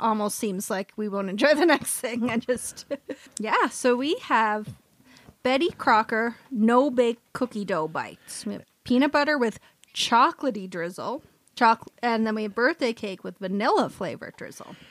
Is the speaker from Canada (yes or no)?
yes; Canada; we're Canadian